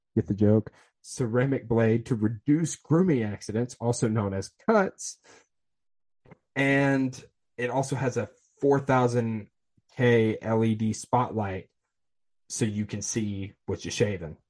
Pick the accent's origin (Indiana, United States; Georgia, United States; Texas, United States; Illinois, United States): Georgia, United States; Atlanta; I was born in Atlanta